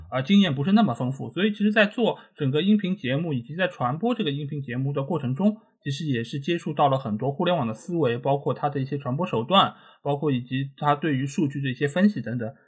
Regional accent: Shanghai, China; first language Shanghainese; 我和小吉其实都是出生在上海，然后我现在还是居住在上海这个城市

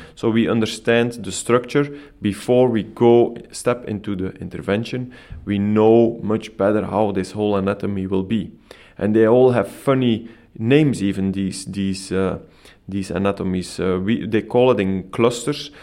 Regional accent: Belgium; moved away as an adult; now in Copenhagen, Denmark; I'm originally coming from Belgium

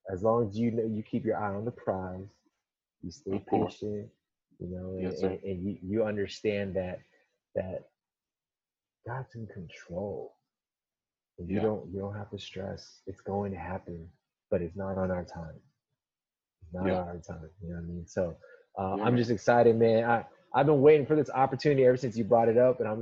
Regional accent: Southern California, United States; from Southern California, born and raised all up down California, a West Coast kid through and through

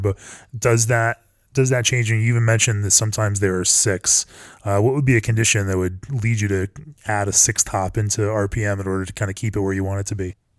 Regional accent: Colorado, United States; I'm from Colorado

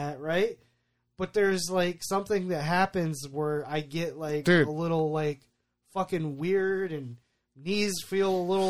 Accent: United States; I love being American

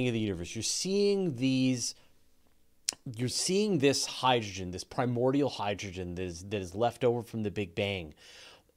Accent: Canada; accent: Canadian; As Canadians, a lot of people make fun of me for my Canadian accent

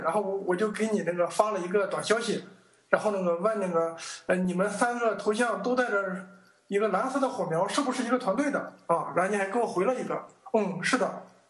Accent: Weifang, Shandong, China; also born or lived in Huangdao, Qingdao; 我老家是山东潍坊的

